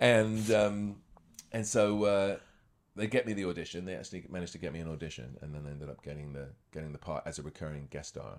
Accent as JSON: {"language": "English", "country": "United Kingdom", "tie": "born or raised there", "also_born_or_lived": "Scotland / Los Angeles, United States", "moved": "as an adult", "lives_now": "Toronto, Canada", "said": "I was born in Scotland. Grew up near London."}